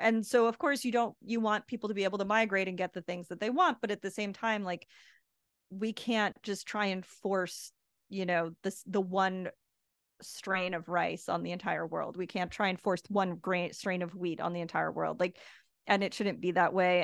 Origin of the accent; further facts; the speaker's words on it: United States; now in Puerto Rico; I am an American